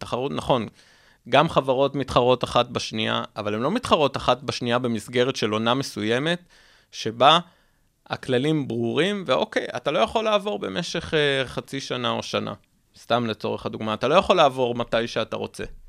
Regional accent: Israel; אני מדבר רגע כישראלי

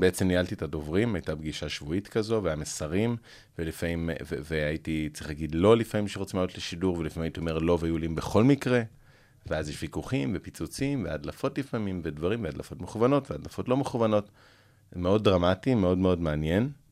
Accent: Jerusalem, Jerusalem District, Israel; born or raised there; also born or lived in United States

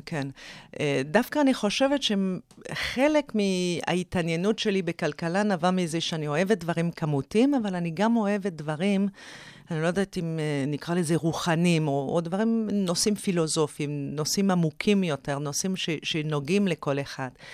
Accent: Canada; moved away as an adult; also born or lived in Oxford / Harvard; now in Israel; אני במקור מקנדה

